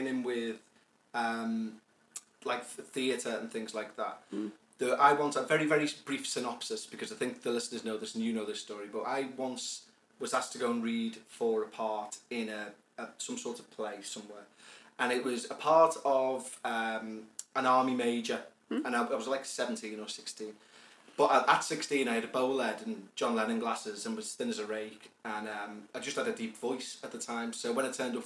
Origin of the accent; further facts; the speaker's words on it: Huyton, North West England, United Kingdom; I was the only one from Highton